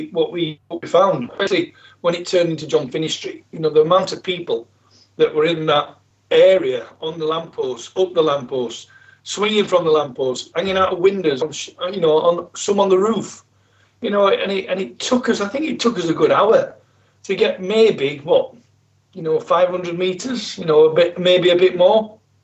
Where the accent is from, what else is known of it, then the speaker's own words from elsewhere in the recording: Yorkshire and the Humber, United Kingdom; I'm from South Yorkshire.